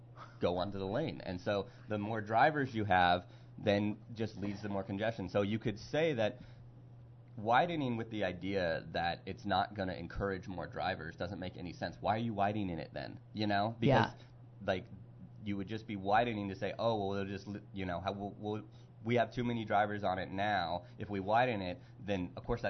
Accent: California, United States; now in Pittsburgh, United States; I'm from California

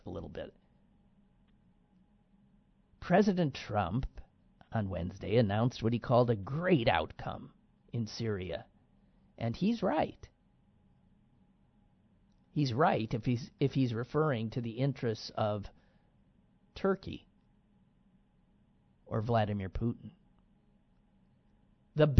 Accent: United States; I'm an American

